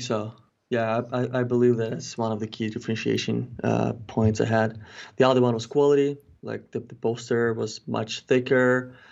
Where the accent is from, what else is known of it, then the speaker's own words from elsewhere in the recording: Ukraine; moved away as an adult; also born or lived in Kelowna, British Columbia, Canada; now in Canada; I'm originally not from Canada, I'm originally from Ukraine. But when I moved to Canada in twenty thirteen